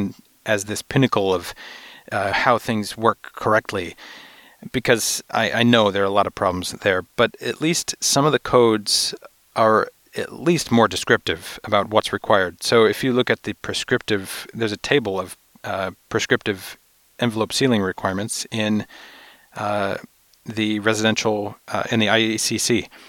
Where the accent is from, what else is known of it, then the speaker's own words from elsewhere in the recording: New York, United States; I'm from New York, where I was from New York, where we did a lot of ventilation studies